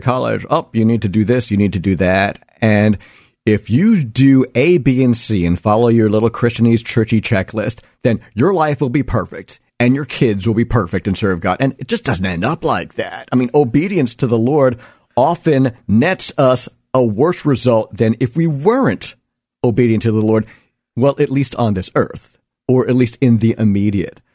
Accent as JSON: {"language": "English", "area": "Long Island", "region": "New York", "country": "United States", "tie": "born or raised there", "said": "growing up in the Wanda Years type suburbs of Long Island"}